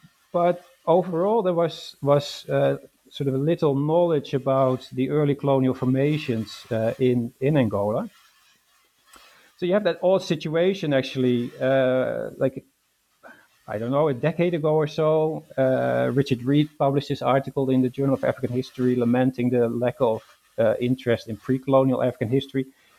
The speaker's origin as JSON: {"language": "English", "country": "Netherlands", "tie": "born or raised there", "second_language": "English", "said": "So I was born in the Netherlands and raised in the Netherlands. I studied at the University of Amsterdam"}